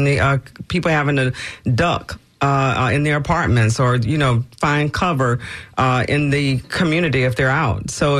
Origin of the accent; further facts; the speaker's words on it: Tampa, Florida, United States; I grew up in Robles Park, 212 East Kentucky, right? Unfortunately, there's we were living on top of the cemetery.